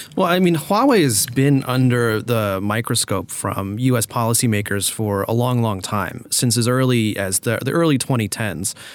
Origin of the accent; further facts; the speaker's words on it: United States; as an American